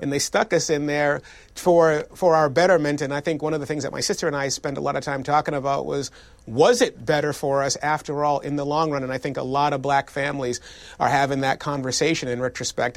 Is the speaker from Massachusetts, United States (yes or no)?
yes; Boston, Massachusetts, United States; my family made growing up in Boston